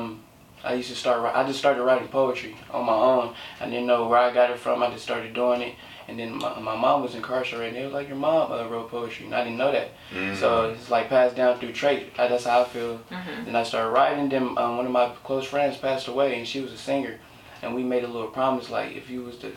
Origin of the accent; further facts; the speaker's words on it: Oakland, California, United States; moved away; how can you tell I'm from the Bay just by my walk? But it was just like, I heard like the stories, like, oh, y'all from Oakland? I heard it's crazy down there. To me, it's not that bad.